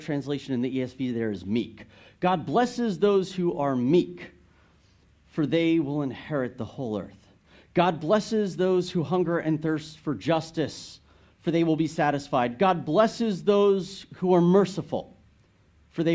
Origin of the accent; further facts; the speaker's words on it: United States; as an American